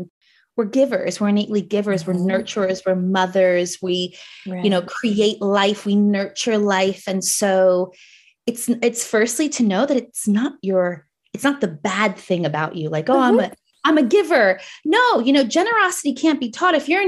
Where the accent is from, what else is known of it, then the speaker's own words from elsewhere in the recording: New Jersey, United States; accent: Jersey; moved away as an adult; also born or lived in New York; now in New Zealand; I was a New Yorker, but like, but I'm from Jersey. So I have my Jersey accent